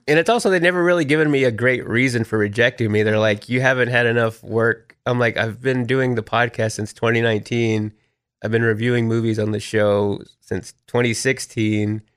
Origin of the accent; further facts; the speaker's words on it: Texas, United States; moved away as an adult; also born or lived in Austin, Texas; now in Nashville, United States; growing up in Texas